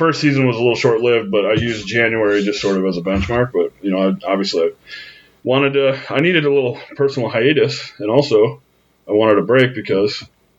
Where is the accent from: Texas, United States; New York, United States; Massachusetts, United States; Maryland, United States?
New York, United States; moved away as an adult; now in Utah, United States; I'm a New Yorker too. Like, that's, you know, that's where I grew up.